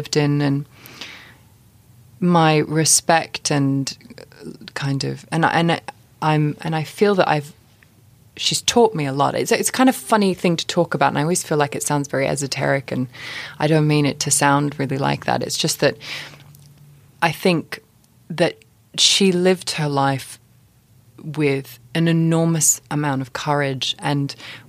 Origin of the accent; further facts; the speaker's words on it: Australia; now in London, United Kingdom; being the age I am and growing up in Australia.